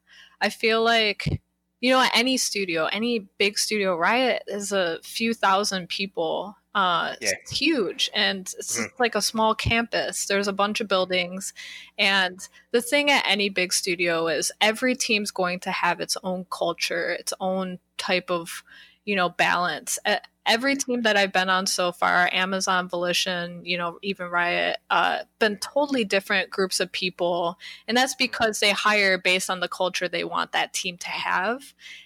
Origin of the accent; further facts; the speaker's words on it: Midwest, United States; now in California, United States; especially I come from the Midwest, so my rent over there paying like $350 for an apartment